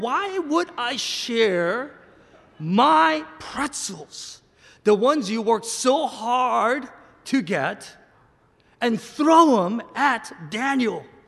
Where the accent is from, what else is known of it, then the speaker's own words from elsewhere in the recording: South Korea; moved away; I'm a Korean American. I was born and raised in Korea, in the Korean church, and I land here